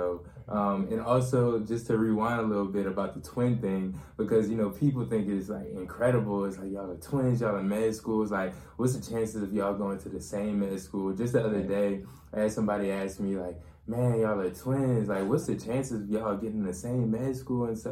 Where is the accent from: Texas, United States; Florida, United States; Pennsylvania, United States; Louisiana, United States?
Louisiana, United States; New Orleans; moved away as an adult; also born or lived in Slidell, Louisiana; now in Shreveport, United States; We lived in Slidell, but we mostly grew up in New Orleans. We went to school in New Orleans our whole lives